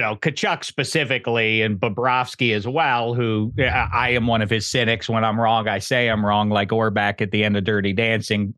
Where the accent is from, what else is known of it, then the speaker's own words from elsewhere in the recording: Pittsburgh, Pennsylvania, United States; I'm from Pittsburgh